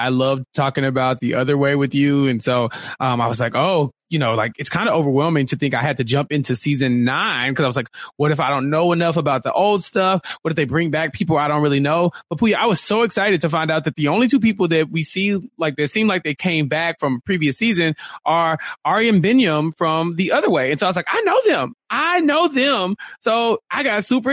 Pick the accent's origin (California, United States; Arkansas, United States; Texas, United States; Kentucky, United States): Texas, United States; I am a Texan through and through